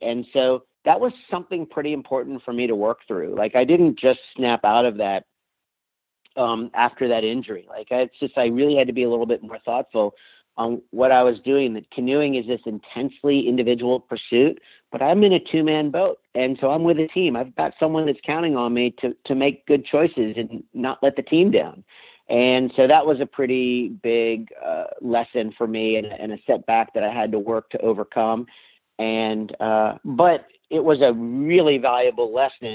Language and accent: English; Washington, District of Columbia, United States; moved away as an adult; also born or lived in western North Carolina; where I was raised on the Potomac River in the Washington, D.C. area